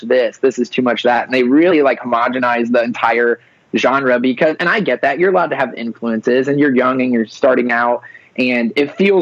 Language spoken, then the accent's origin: English; Ohio, United States; I'm from Ohio